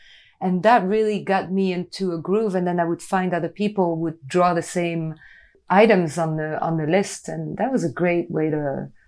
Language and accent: English; France; as a kid, I grew up in France in a town where Peugeot factories were.